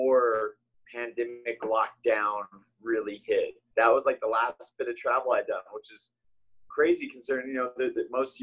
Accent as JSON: {"language": "English", "town": "Albuquerque", "region": "New Mexico", "country": "United States", "said": "I'm from Albuquerque, New Mexico"}